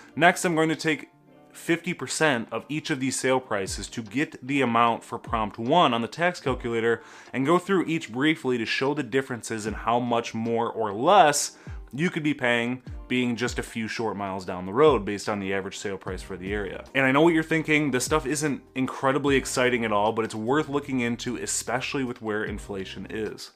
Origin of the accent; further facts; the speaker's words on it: Brighton, Michigan, United States; This is my hometown